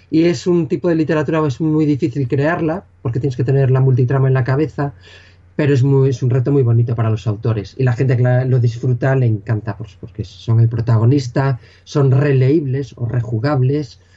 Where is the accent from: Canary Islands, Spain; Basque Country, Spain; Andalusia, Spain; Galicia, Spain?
Galicia, Spain; accent: Galician; Yo soy gallego